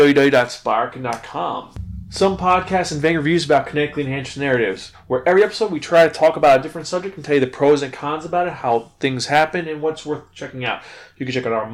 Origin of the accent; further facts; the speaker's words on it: New York, United States; being a New Yorker